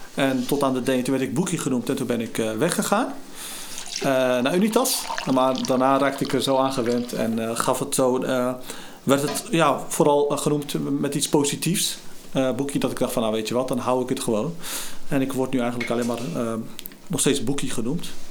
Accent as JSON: {"language": "Dutch", "town": "Gorinchem", "region": "South Holland", "country": "Netherlands", "tie": "born or raised there", "said": "geboren en getogen in Gorkum, dan in de Haarwijk"}